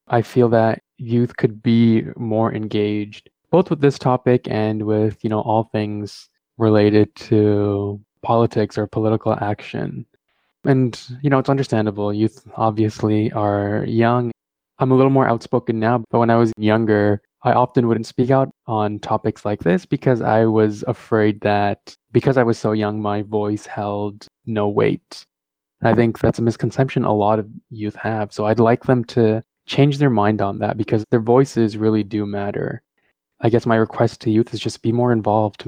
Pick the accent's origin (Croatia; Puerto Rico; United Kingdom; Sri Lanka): Sri Lanka; moved away; my childhood growing up in Sri Lanka